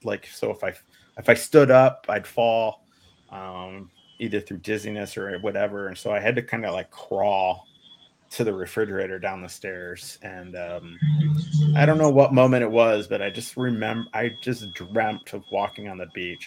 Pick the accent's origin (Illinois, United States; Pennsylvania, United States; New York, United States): Illinois, United States; Evanston; also born or lived in Michigan; grew up north of Chicago and Evanston